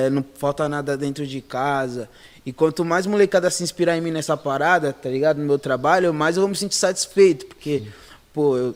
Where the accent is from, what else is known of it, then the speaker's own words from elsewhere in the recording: São Paulo, Brazil; Que sou de Taipas, Brasilândia, Zona, Zona Norte.